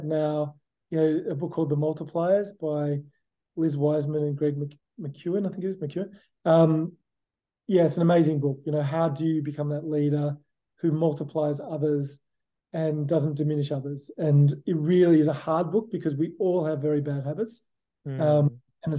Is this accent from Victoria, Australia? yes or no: no; Sydney, New South Wales, Australia; now in San Diego, United States; I'm from Sydney. I was born in Sydney. I grew up in Sydney, in Australia.